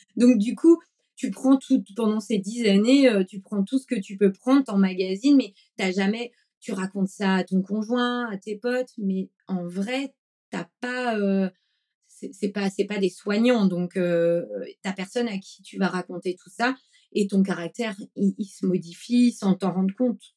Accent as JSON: {"language": "French", "region": "Brittany", "country": "France", "tie": "born or raised there", "also_born_or_lived": "Paris", "moved": "yes", "lives_now": "Bordeaux, France", "said": "je suis née en Bretagne dans les années 80"}